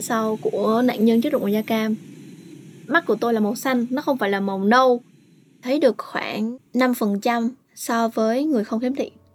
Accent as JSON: {"language": "Vietnamese", "region": "Bac Giang", "country": "Vietnam", "tie": "born or raised there", "moved": "yes", "lives_now": "Ho Chi Minh City, Vietnam", "said": "quê tôi thì ở Bắc Giang"}